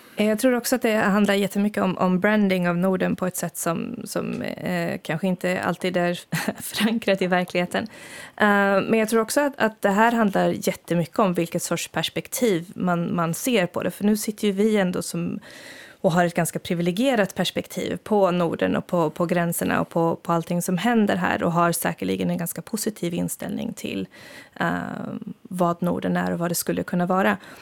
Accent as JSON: {"language": "Swedish", "country": "Sweden", "moved": "yes", "lives_now": "Finland", "said": "för mig som svensk"}